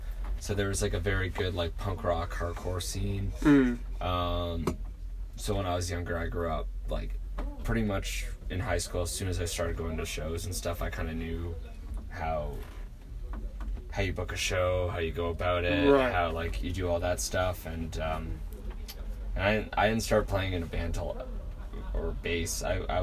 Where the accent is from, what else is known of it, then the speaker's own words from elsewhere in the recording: Niagara, Ontario, Canada; I grew up in Niagara. So like the Niagara area